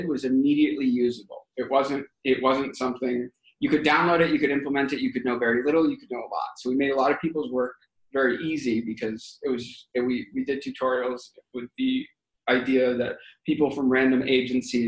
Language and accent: English; Boston, Massachusetts, United States; I'm from Boston